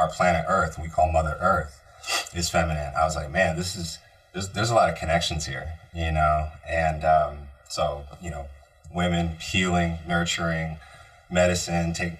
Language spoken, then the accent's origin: English; Bay Area, California, United States; moved away; growing up in the Bay Area